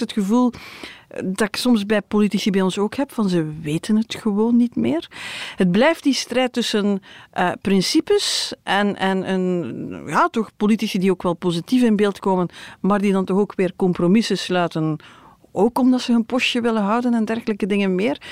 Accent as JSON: {"language": "Dutch", "country": "Belgium", "said": "wij als Belgen"}